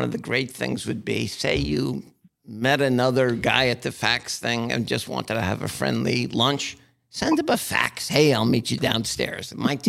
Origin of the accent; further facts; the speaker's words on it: Asbury Park, New Jersey, United States; I'm from Asbury Park